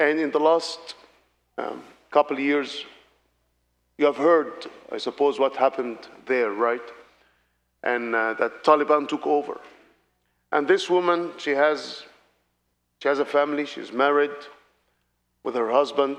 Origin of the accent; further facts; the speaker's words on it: Alexandria, Alexandria Governorate, Egypt; I am from Alexandria in the Middle East